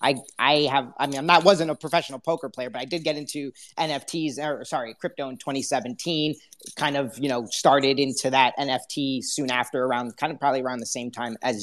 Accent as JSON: {"language": "English", "region": "suburbs of New York City", "country": "United States", "tie": "born or raised there", "said": "I grew up in the suburbs of New York City"}